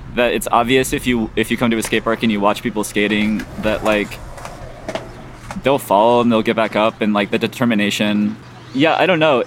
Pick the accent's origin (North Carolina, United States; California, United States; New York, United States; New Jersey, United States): California, United States; San Diego; now in Chicago, United States; I grew up in San Diego, so not too far from from where Tony Hawk lives